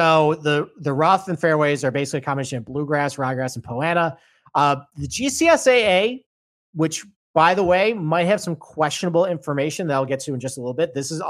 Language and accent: English; New York, United States; And in my hometown, Oak Hill Country Club, 2013 PGA Championship, which they have just ripped up and put new bent grass in.